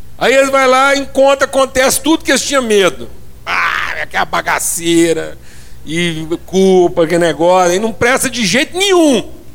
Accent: Minas Gerais, Brazil; eu sou lá de Minas

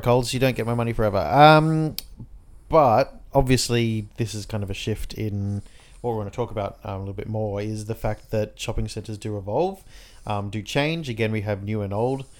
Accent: Inner West, New South Wales, Australia; we're from the Inner West

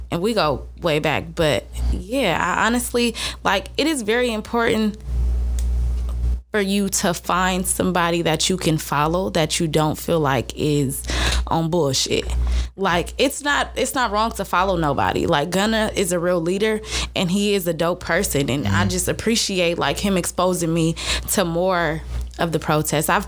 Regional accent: San Francisco, California, United States; I'm from Frisco so and true. I can't move

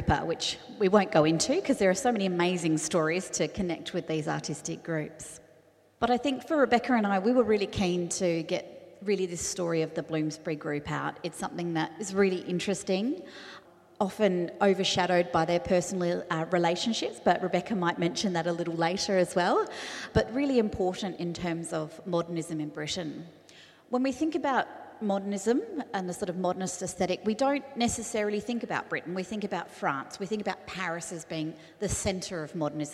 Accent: Adelaide, South Australia, Australia; moved away as an adult; I'm from Adelaide originally. I've returned here after nearly 14 years away.

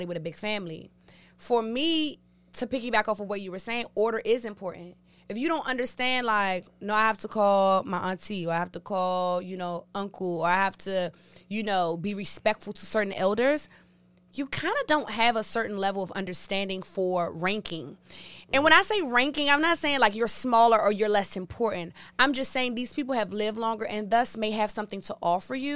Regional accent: Washington, District of Columbia, United States; I was born here, raised here, love my city. I'm a D.C. girl for life

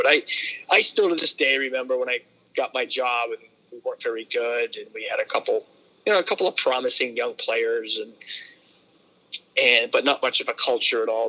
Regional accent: Berlin, New Hampshire, United States; I grew up in northern New Hampshire in a uh, you know it was a predominantly uh, mill town, Berlin, New Hampshire

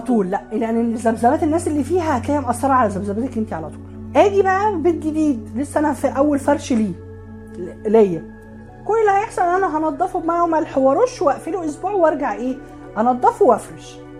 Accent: Alexandria Governorate, Egypt; عندنا في اسكندريه

